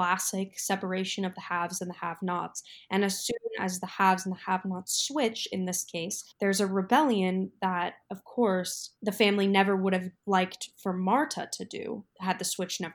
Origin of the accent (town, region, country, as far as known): Iowa, United States; born or raised there